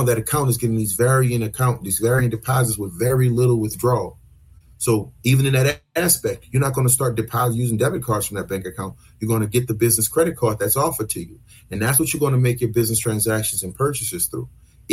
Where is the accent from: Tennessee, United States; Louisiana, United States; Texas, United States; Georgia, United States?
Louisiana, United States; New Orleans; We're from the South, from New Orleans, we speak fast